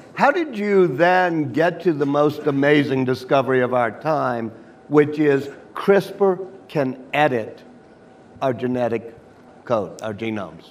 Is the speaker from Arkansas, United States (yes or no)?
no; Louisiana, United States; my home state of Louisiana